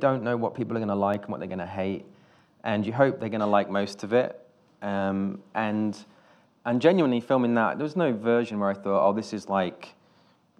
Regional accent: Nuneaton, West Midlands, United Kingdom; also born or lived in Wales; I'm from Nuneaton, this town in the Midlands

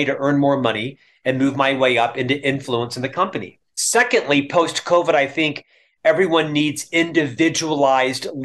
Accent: Orlando, Florida, United States; moved away as an adult; also born or lived in Provo, Utah; now in Salt Lake City, United States; a single Catholic boy from Orlando, Florida

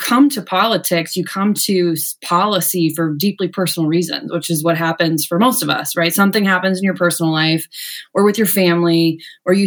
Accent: Ohio, United States; moved away as an adult; also born or lived in Washington, D.C.; I met my hometown congresswoman and worked for Betty Sutton for a few years, both in DC and Ohio

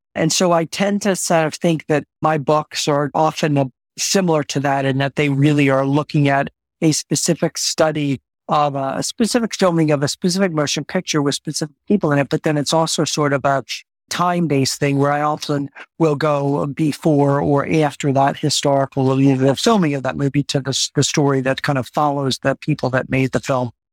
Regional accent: San Francisco, California, United States; I am from San Francisco. I base myself in San Francisco.

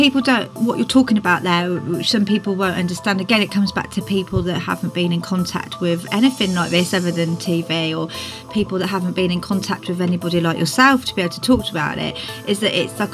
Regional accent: South West England, United Kingdom; in Twynin near Tewkesbury, where I grew up

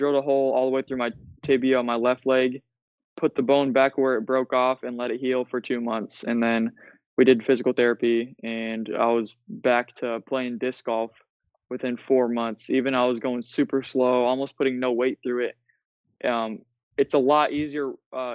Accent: Iowa, United States; I'm from Iowa, so it gets really cold here in the winter.

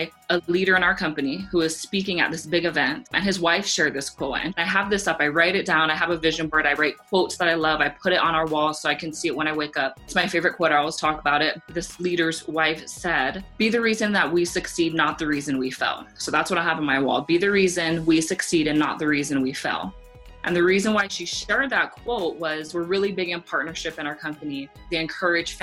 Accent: Laie, Hawaii, United States; moved away; I grew up in Hawaii where like everybody can sing and everybody sings karaoke

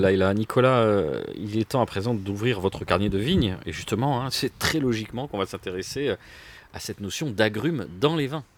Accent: Tunisia; moved away; dans mon enfance en Tunisie

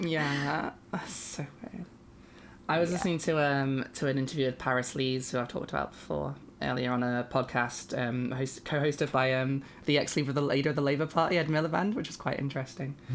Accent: United Kingdom; I am a British binary trans woman person

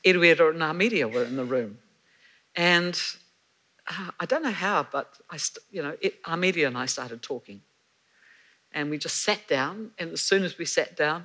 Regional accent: Gisborne, New Zealand; I grew up in Gisborne and went to school there.

